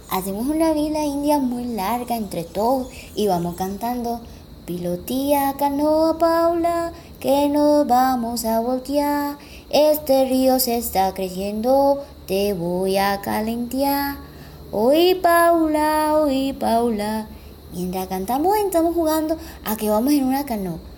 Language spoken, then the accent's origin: Spanish; Chocó, Colombia